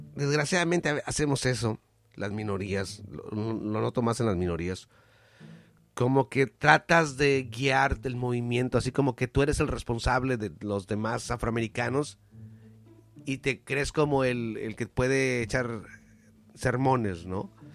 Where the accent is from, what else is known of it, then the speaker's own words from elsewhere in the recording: Mexico; yo como mexicano